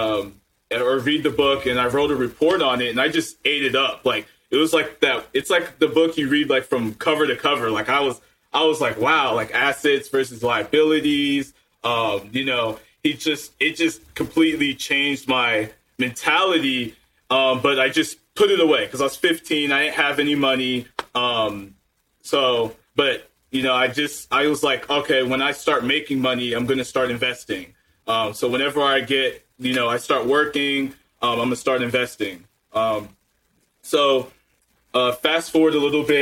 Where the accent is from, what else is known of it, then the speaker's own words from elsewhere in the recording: Maryland, United States; middle class, grew up in Maryland, lived there for about 15 years.